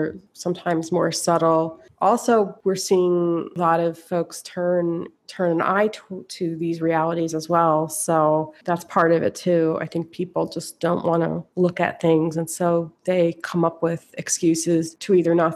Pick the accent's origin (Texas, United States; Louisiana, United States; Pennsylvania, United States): Pennsylvania, United States; Philadelphia; moved away; also born or lived in New York; where I grew up in Philadelphia